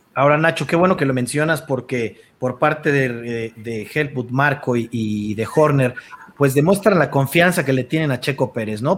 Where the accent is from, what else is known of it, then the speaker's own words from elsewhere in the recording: Mexico; nosotros como mexicanos